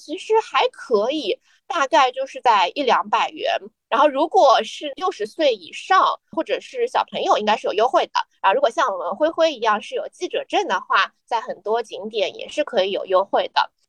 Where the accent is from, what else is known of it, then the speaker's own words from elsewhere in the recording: Shanghai, China; 我是姑姑，我是上海人。